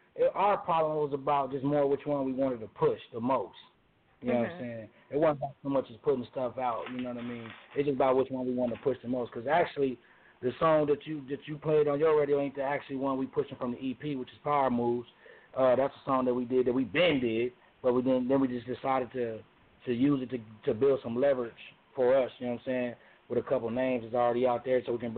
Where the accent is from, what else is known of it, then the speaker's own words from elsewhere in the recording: Las Vegas, Nevada, United States; I'm originally from Vegas and shit.